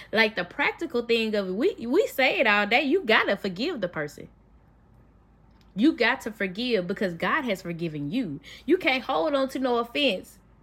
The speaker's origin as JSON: {"language": "English", "town": "Memphis", "region": "Tennessee", "country": "United States", "said": "I'm from Memphis"}